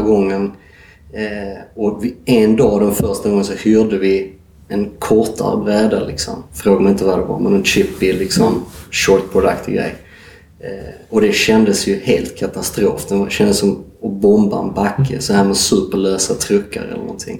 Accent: Sweden; som svensk

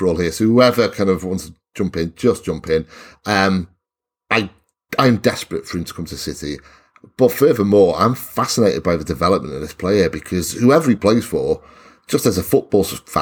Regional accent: Wales, United Kingdom; speaking as a Welshman

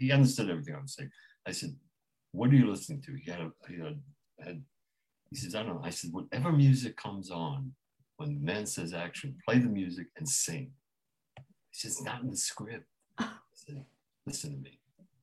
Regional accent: New York City, New York, United States; I was raised in Brownsville. It was a black neighborhood.

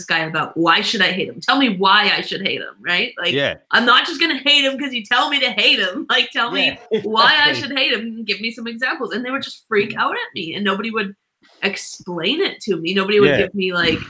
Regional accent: Canada; I'm a Canadian

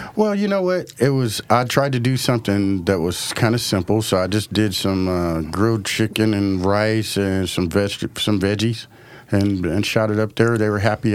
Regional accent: Portland, Oregon, United States; I'm African American, growing up in the city of Portland

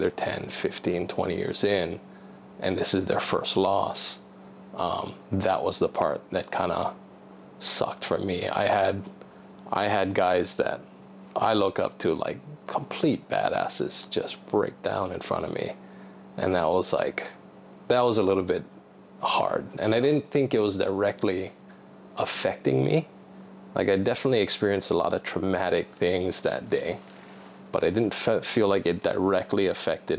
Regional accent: Oahu, Hawaii, United States; now in Maui, United States; I didn't grow up on this island. Okay. I grew up on Oahu

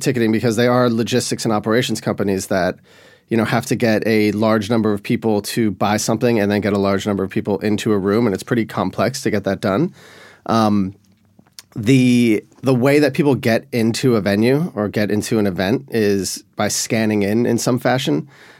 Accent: Miami, Florida, United States; also born or lived in Boulder / Boston / Sevilla / Buenos Aires; now in Nashville, United States; So I'm originally from Miami, Florida, but since then I've lived in Boulder, Colorado, Boston, Sevilla, Spain, Buenos Aires, Orlando, Puerto Rico, New York, and now I live in Hillsborough West End in Nashville.

